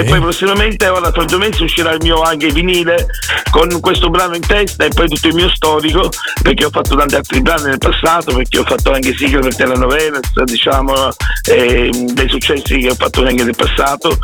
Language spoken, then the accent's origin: Italian; Catania, Sicily, Italy; moved away; sono venuto a Catania, la mia città natale